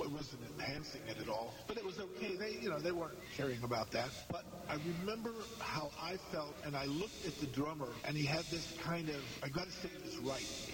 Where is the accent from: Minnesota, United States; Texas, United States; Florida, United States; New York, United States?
Florida, United States; born or raised there; also born or lived in Washington, D.C.